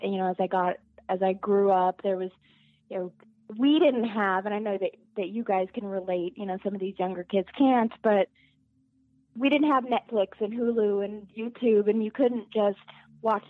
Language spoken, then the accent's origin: English; Albuquerque, New Mexico, United States; moved away; I'm originally from Albuquerque, New Mexico